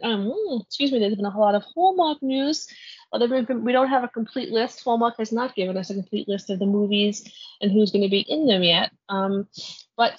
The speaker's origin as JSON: {"language": "English", "region": "New York", "country": "United States", "said": "I'm from New York"}